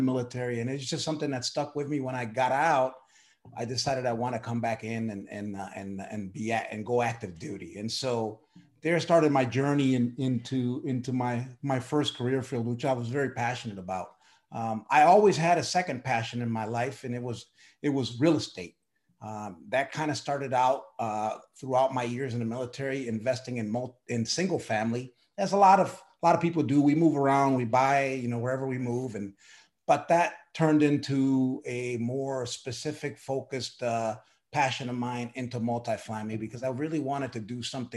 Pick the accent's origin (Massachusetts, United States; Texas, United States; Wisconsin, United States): Wisconsin, United States; Milwaukee; moved away; also born or lived in Puerto Rico; I was born in Puerto Rico, raised in Milwaukee, Wisconsin